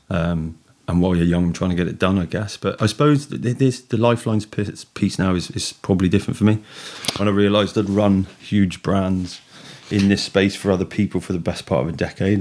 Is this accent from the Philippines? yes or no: no; Hanwood, West Midlands, United Kingdom; I grew up in Hanwood